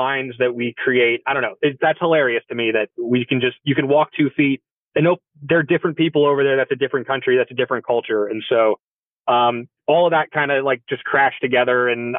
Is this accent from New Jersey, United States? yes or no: yes; central New Jersey, United States; I'm from New Jersey originally, and I'm from the part of New Jersey, like right in the middle where like Giants and Eagles fans can live in harmony with each other.